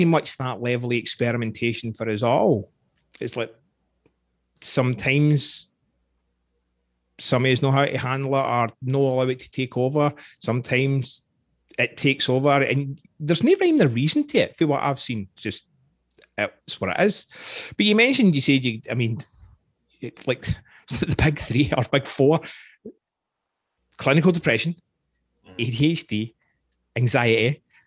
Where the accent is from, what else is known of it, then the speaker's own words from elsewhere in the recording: Scotland, United Kingdom; I'm Scottish.